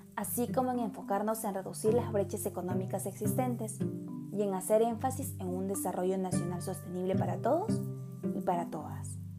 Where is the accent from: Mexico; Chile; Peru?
Peru; siendo peruanos